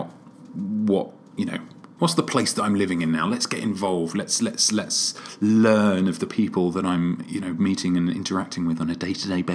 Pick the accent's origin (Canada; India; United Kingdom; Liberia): United Kingdom; London; moved away as an adult; now in Seattle, United States; maybe it's the Brit in me. Maybe it's because I'm a Londoner